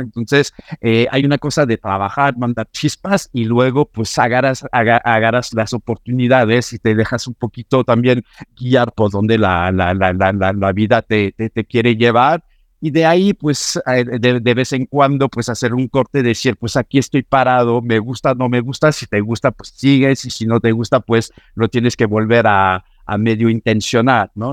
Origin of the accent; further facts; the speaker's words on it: Normandy, France; Spanish is a second language; moved away as an adult; also born or lived in Paris, France / London, United Kingdom / New York, United States; now in Mexico; Decidí mudarme de mi Normandía natal hacia París